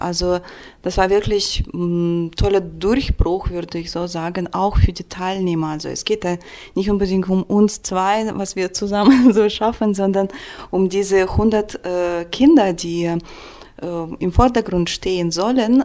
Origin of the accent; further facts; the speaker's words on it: Saint Petersburg, Russia; German is a second language; now in Germany; ich komme aus St. Petersburg